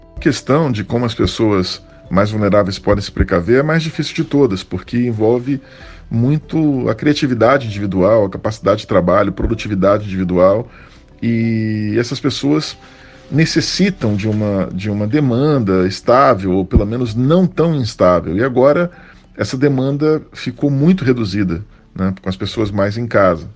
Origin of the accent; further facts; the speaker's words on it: Brazil; ainda mais sendo brasileiros